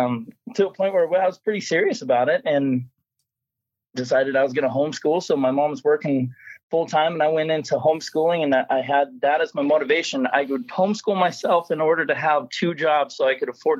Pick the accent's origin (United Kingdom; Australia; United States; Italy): United States; Colorado; when I was almost 5 years old, growing up in Colorado.